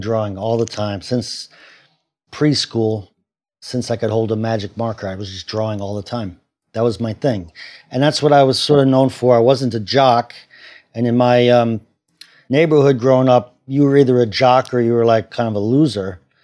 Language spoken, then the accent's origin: English; Cambridge, Massachusetts, United States; also born or lived in Washington, D.C.; now in New York City, United States; I grew up in Cambridge, Massachusetts